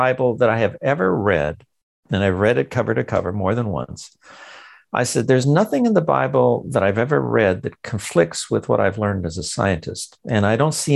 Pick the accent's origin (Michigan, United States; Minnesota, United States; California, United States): California, United States; Los Angeles; I was born in East LA, in the Mexican barrio.